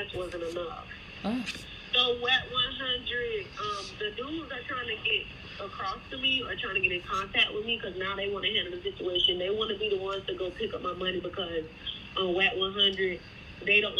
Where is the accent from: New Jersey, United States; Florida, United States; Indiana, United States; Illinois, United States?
Florida, United States; Tampa; I'm from Tampa, Florida